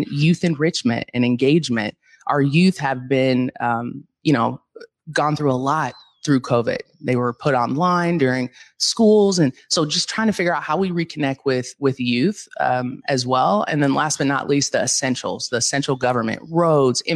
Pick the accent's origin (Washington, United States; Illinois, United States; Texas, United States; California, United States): Washington, United States; Seattle; also born or lived in Arizona; born and raised in the Central District.